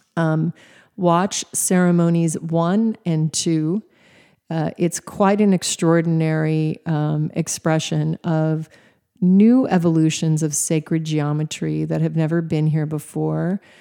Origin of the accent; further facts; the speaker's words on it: Alaska, United States; Even though I was raised in Alaska, I was not a camping girl